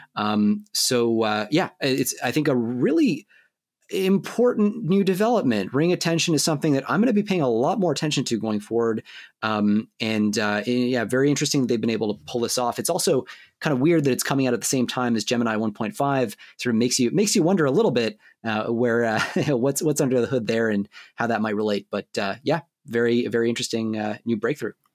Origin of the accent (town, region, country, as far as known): Canada